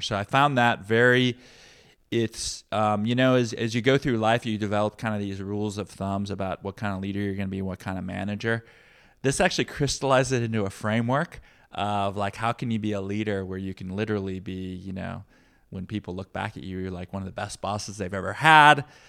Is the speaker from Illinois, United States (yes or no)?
yes; Peoria, Illinois, United States; also born or lived in Midwest; now in Bay Area, United States; growing up in Peoria